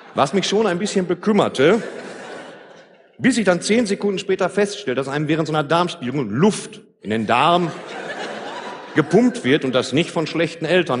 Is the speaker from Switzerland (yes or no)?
no; Ruhr area, North Rhine-Westphalia, Germany; Bei uns im Ruhrgebiet